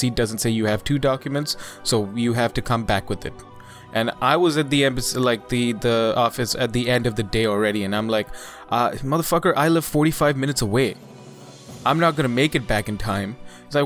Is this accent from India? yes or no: yes; India; now in Canada; As an Indian citizen